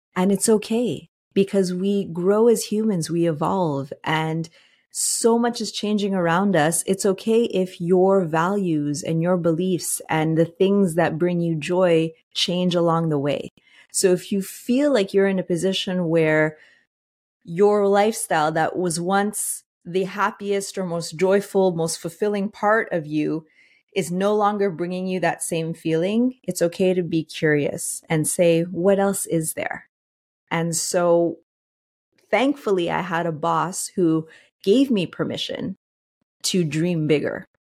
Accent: Montreal, Quebec, Canada; I'm originally from Montreal

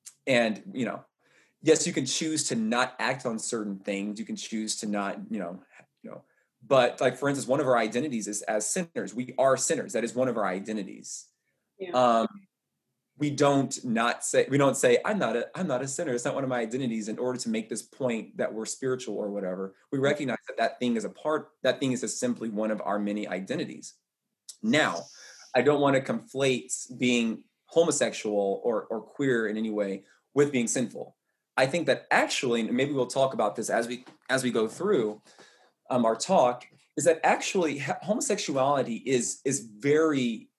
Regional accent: the South, United States; So I'm gay, I'm black, I'm a runner, I'm a man, I'm tall, I'm from the South.

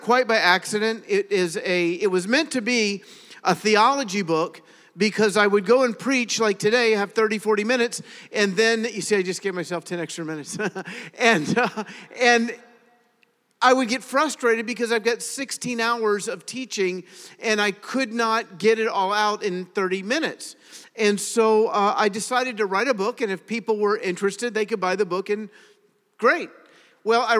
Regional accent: Richmond, Virginia, United States; I was born in Richmond. I was part of the first graduating class of Mills Godwin High School.

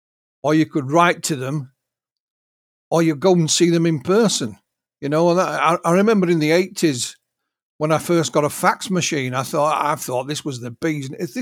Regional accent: Yorkshire and the Humber, United Kingdom; Me being a Yorkshireman, we're often accused of being, you know, careful with our money.

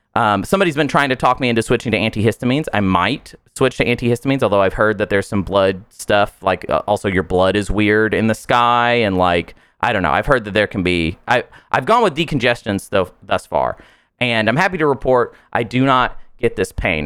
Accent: United States; I am American after all

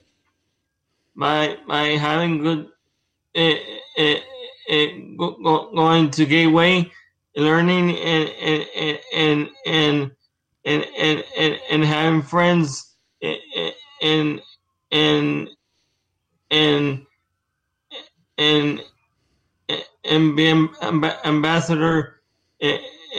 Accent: Chicago, Illinois, United States; I grew up in Chicago

